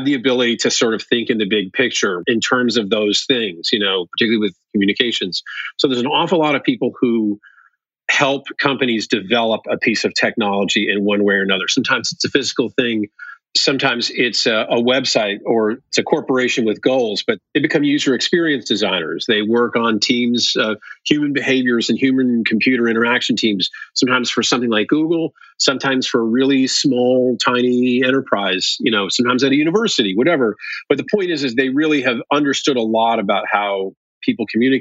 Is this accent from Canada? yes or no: no; New York City, New York, United States; I'm from New York City.